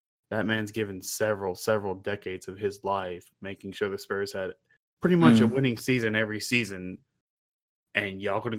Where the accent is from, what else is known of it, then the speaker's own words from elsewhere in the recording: East Texas, United States; I grew up in Texas, so that was where you went. If you wanted to get away from East Texas, you went south